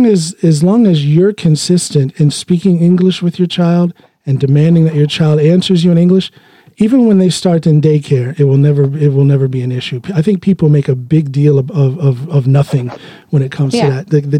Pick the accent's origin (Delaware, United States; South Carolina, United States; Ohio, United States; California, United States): Ohio, United States; now in Norway; I, the non-Norwegian black guy from Ohio, I speak fluent Norwegian